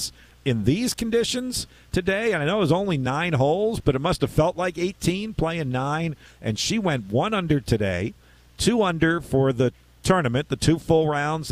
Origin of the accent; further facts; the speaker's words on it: Philadelphia, Pennsylvania, United States; That's my hometown. So that's great, Philadelphia is